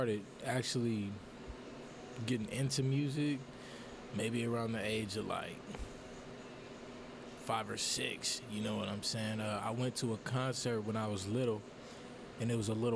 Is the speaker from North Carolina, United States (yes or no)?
no; Los Angeles, California, United States; moved away as an adult; now in Fresno, United States; I'm from L.A. I'm from Watts, you know, South Central, to be specific.